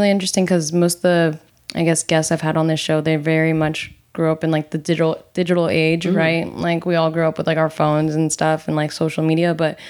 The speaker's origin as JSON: {"language": "English", "region": "New Jersey", "country": "United States", "moved": "yes", "said": "I'm from New Jersey"}